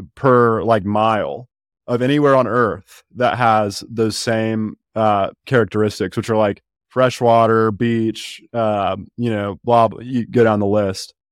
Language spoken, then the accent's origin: English; Birmingham, Alabama, United States; I'm from Alabama, um, fr, but from Birmingham